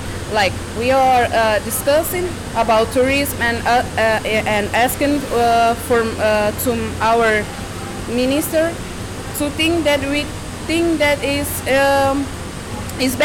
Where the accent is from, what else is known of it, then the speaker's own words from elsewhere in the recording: Cape Verde; I am from Cabo Verde